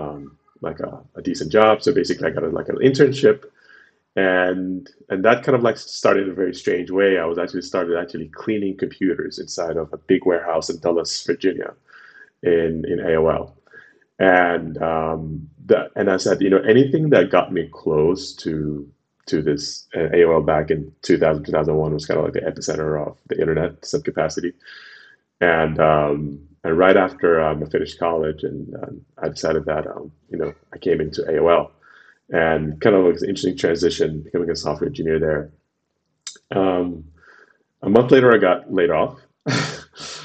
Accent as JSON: {"language": "English", "region": "Khartoum", "country": "Sudan", "also_born_or_lived": "Washington, D.C., United States", "moved": "as an adult", "lives_now": "United States", "said": "I'm originally from Sudan."}